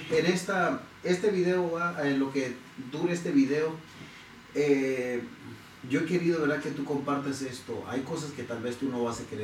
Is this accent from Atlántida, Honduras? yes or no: no; San Pedro Sula, Cortés, Honduras; born or raised there; moved away